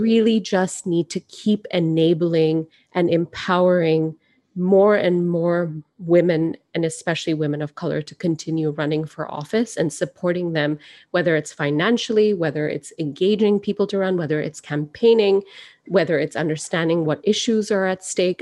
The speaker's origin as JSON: {"language": "English", "country": "Singapore", "tie": "born or raised there", "moved": "yes", "lives_now": "United States", "said": "I grew up in Singapore"}